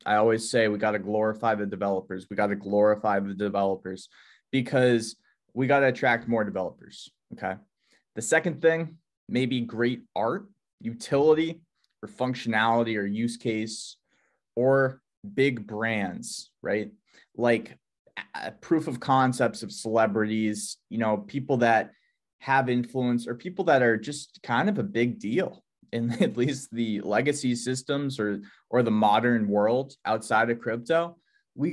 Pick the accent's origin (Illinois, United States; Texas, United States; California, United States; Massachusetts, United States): Massachusetts, United States; near Boston; I was born on the East Coast near Boston, Massachusetts